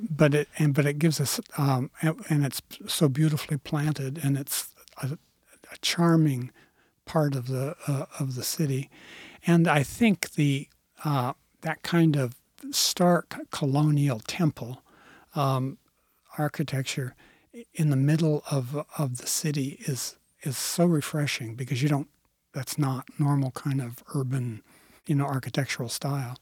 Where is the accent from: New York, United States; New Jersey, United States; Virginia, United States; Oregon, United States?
Oregon, United States; Clackamas County; I grew up in Clackamas County